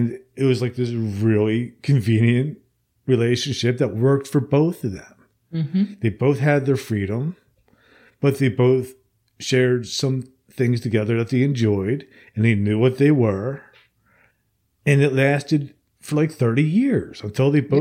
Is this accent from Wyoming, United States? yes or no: no; New Jersey, United States; moved away as an adult; now in Alabama, United States; I'm originally from New Jersey, and I had moved to Alabama after my parents died.